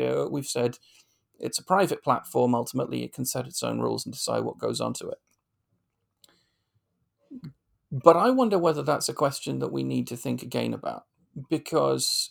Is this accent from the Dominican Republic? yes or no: no; United Kingdom; as a British commentator